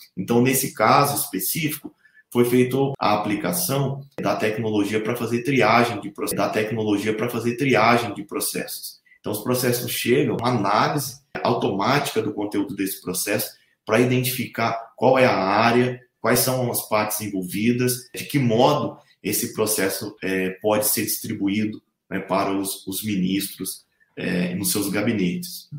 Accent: Assis, São Paulo, Brazil; moved away as an adult; also born or lived in Santa Catarina / Lavras, Minas Gerais; now in Brasília, Brazil; Esse curso foi feito numa faculdade de tecnologia da minha cidade natal, Assis.

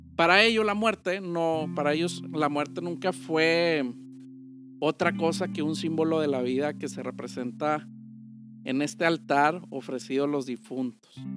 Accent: Mexico; para nosotros los mexicanos

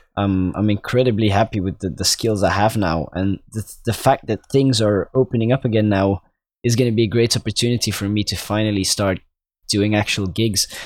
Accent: Belgium; I'm obviously from Belgium

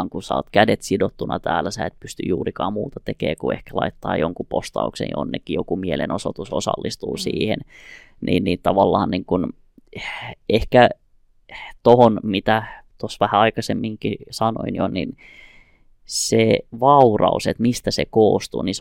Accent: Iran; now in Finland; mä oon kurdi, mä oon tullut Iranista, mutta jos tuolla nyt alkaa sota, kyllä mä oon eturivissä siellä sotimassa Suomen puolesta.

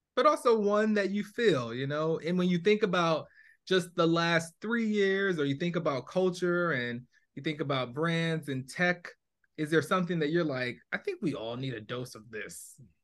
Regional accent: New Jersey, United States; I grew up in Jersey.

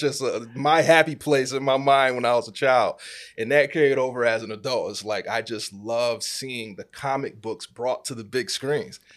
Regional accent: Rochester, New York, United States; Born and raised in Rochester, New York.

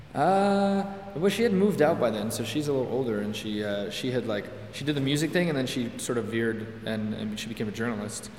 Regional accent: Hudson, Quebec, Canada; I grew up in Hudson, which is like just west of Montreal.

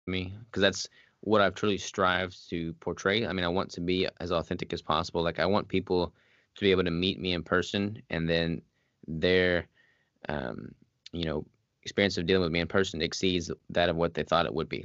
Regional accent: Arkansas, United States; moved away as an adult; also born or lived in Washington State; I'm from Arkansas

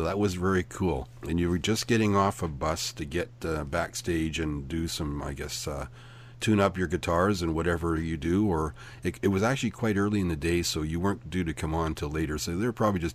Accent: Belfast, Northern Ireland, United Kingdom; now in Canada; I was born in Belfast, Northern Ireland

